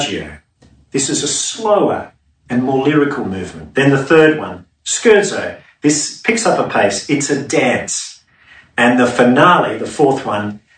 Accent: Sydney, New South Wales, Australia; growing up in Sydney's suburbs near the bush in summer

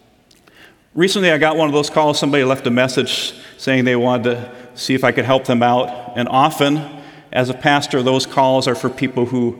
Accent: Midwest, United States; being born and raised in the Midwest

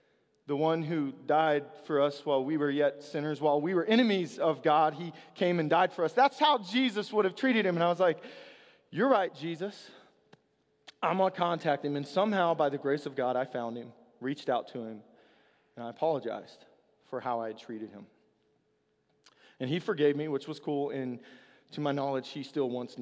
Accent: the South, United States; I'm from the South

